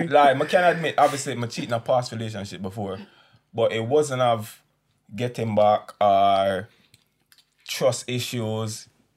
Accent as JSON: {"language": "English", "country": "Jamaica", "said": "I'm a Jamaican"}